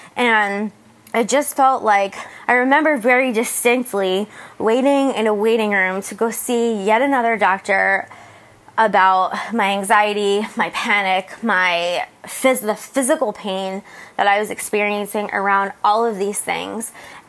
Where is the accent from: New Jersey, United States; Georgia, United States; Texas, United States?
New Jersey, United States; moved away as an adult; now in San Diego, United States; I'm left where I grew up in New Jersey to come to San Diego and start a new life.